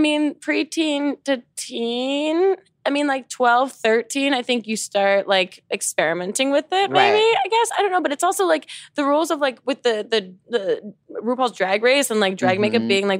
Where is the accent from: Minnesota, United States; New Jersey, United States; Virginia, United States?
New Jersey, United States; moved away; I was also from Jersey.